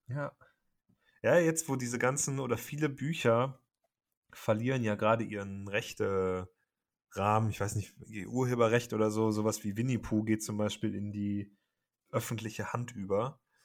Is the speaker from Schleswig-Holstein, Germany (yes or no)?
no; Cologne, North Rhine-Westphalia, Germany; für mich als Kölner